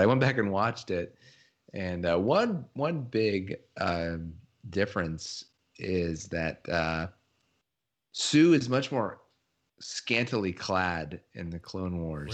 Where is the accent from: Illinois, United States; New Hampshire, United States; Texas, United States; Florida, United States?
Texas, United States; moved away; I was born in Texas